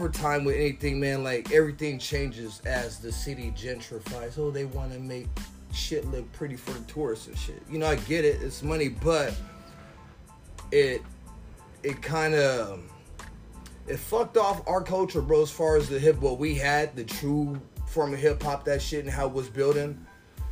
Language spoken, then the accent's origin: English; San Diego, California, United States; Born and raised, I'm a San Diego, California native